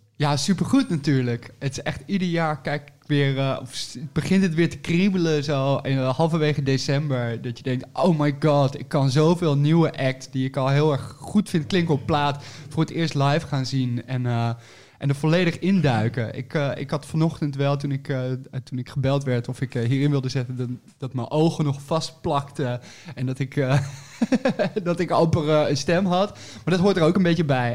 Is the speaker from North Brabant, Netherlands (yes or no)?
yes; 's-Hertogenbosch, North Brabant, Netherlands; moved away; also born or lived in Nijmegen / Utrecht; ik kom uit Den Bosch oorspronkelijk en ik heb gestudeerd in Nijmegen.